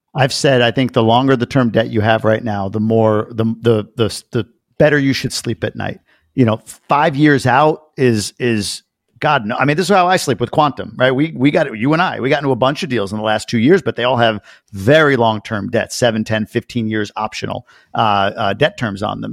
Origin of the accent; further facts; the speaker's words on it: Long Island, New York, United States; growing up in Long Island